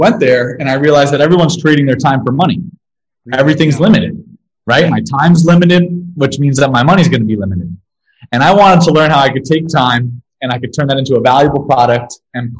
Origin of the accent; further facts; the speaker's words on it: Ramsey, New Jersey, United States; I was born in New Jersey, in Ramsey, New Jersey. And I grew up there